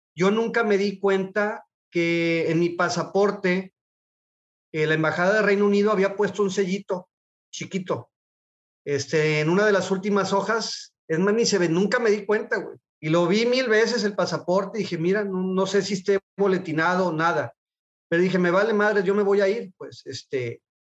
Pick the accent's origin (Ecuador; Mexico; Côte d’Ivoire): Mexico; Guadalajara, Jalisco; yo soy de Guadalajara, nací en Guadalajara, he vivido toda mi vida en Guadalajara